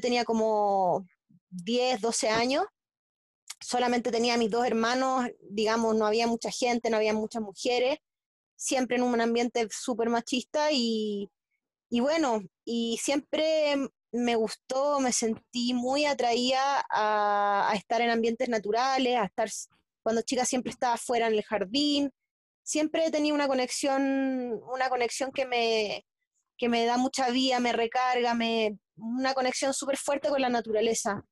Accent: Santiago, Santiago Metropolitan Region, Chile; also born or lived in a small beach town in Chile; nací en Santiago de Chile, en la capital

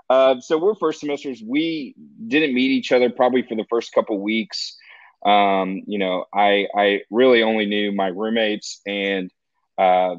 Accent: Texas, United States; moved away as an adult; also born or lived in Ohio; I'm a kid from Texas

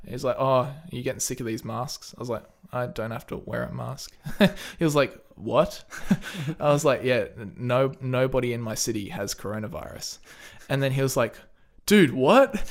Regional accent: Australia; It feels pretty awesome because we don't have much coronavirus.

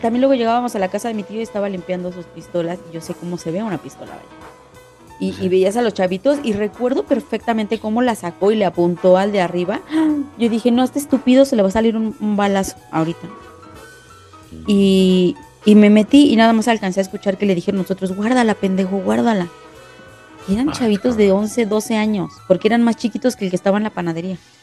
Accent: Ecatepec, State of Mexico, Mexico; yo creciendo en Ecatepec y con familia de guerrero

